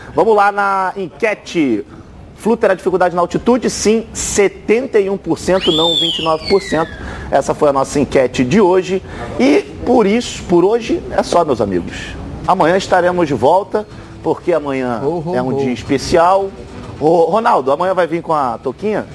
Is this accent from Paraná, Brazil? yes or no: no; Resende, Rio de Janeiro, Brazil; eu sou de Resende